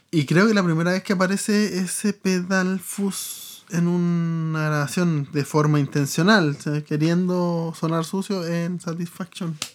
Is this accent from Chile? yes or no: yes; Chile; nacimos en Chile.